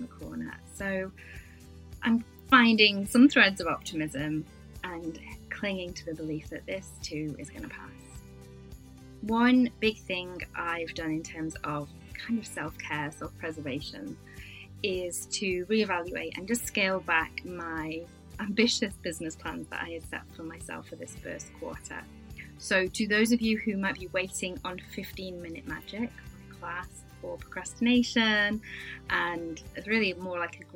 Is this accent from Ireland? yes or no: no; United Kingdom; I'm British